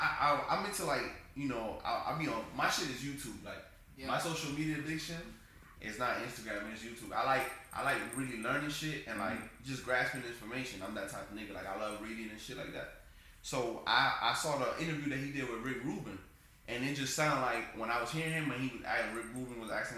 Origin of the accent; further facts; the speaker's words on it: the South, United States; I'm a South nigga, so, like, you know, for sure, outcast.